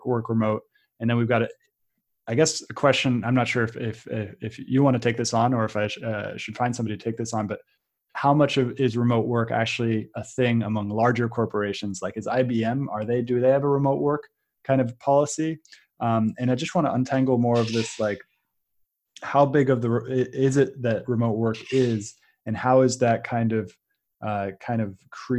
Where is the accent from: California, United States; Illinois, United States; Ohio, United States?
California, United States; San Francisco; I grew up in San Francisco